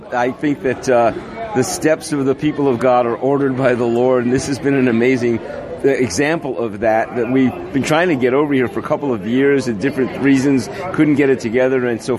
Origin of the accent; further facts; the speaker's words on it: United States; I was born in America.